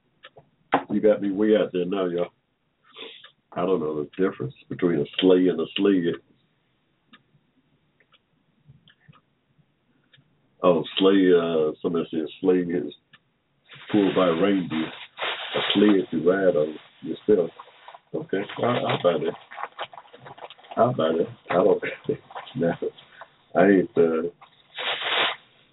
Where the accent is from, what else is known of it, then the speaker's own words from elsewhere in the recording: Georgia, United States; also born or lived in Ohio; I'm from Georgia. I'm from right here.